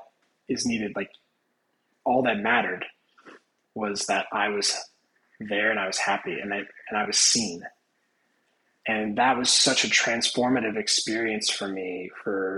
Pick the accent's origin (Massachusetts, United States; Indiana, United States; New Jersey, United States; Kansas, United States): Indiana, United States; moved away as an adult; now in Florida, United States; I'm not originally from Florida. I am from Indiana.